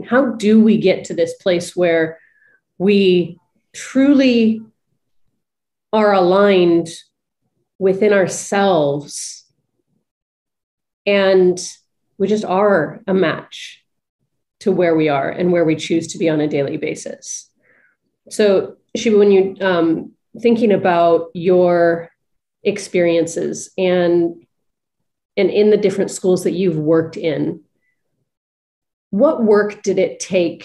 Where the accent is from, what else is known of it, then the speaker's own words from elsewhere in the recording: Big Bear, California, United States; moved away; growing up in Big Bear, lived there for 16 years of my life, moved there when I was 13, or when I was three, sorry, not 13